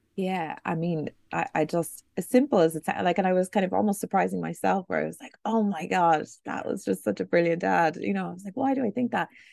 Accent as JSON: {"language": "English", "town": "Buffalo", "region": "New York", "country": "United States", "tie": "born or raised there", "moved": "yes", "said": "I grew up in Buffalo, New York"}